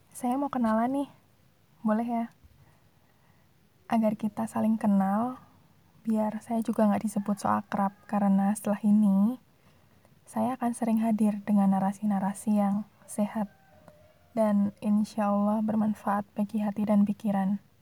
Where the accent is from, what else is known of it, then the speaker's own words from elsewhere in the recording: Surakarta, Central Java, Indonesia; Saya asli orang Solo, Surakarta tepatnya.